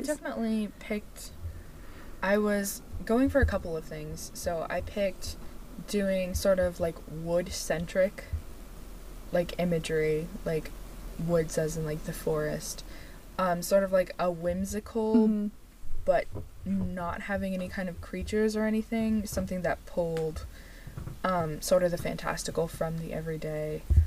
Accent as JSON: {"language": "English", "country": "United States", "said": "we are very American"}